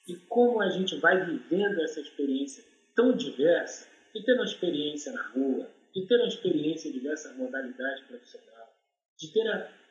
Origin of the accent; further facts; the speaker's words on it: Rio de Janeiro, Brazil; E a minha família veio para o Complexo do Alemão, Rio de Janeiro. Então, eu sou daqui do Complexo do Alemão, morei dentro do Complexo do Alemão 45 anos da minha vida.